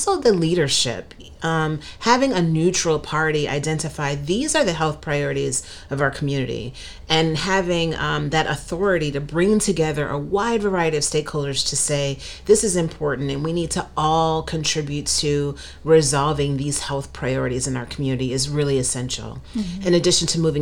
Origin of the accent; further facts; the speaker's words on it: Cleveland, Ohio, United States; now in Northeast Pennsylvania, United States; I grew up in Cleveland, and in Northeast Ohio